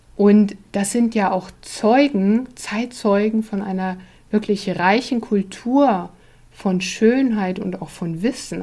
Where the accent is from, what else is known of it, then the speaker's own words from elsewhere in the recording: Germany; als Deutsche